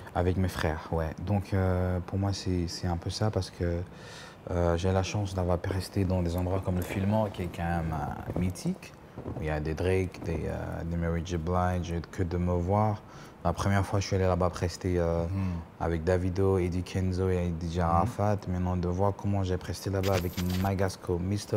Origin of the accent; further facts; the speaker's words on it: Cameroon; être le seul Camerounais